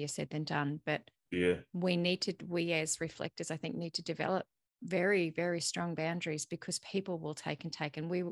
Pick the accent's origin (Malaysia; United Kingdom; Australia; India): Australia; I'm Australian.